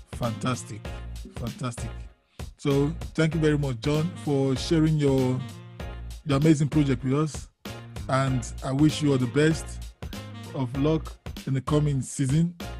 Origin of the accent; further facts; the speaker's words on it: Nigeria; I'm from Nigeria originally, so not originally, I'm from Nigeria